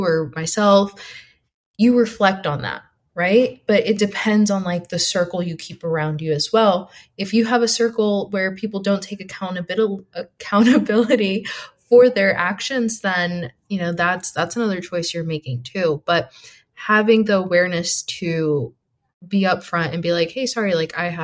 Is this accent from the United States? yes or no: yes; East Coast, United States; now in West Coast, United States; we're all originally from the East Coast and moved to the West Coast